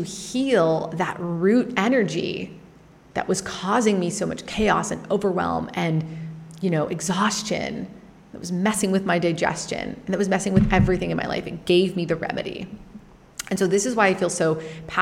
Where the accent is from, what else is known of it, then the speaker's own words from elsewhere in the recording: Canada; growing up in Canada